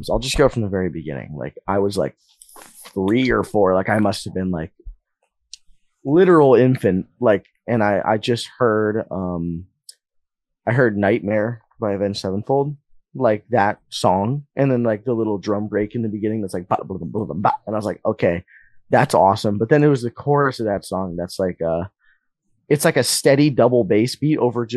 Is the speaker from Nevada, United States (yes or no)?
yes; Las Vegas, Nevada, United States; I was born and raised in like downtown, like by like the east side, like the State Streets